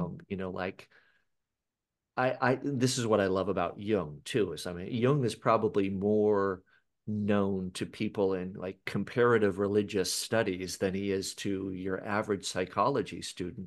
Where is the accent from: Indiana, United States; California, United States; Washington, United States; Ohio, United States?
Washington, United States; Seattle; I was born in Seattle, Washington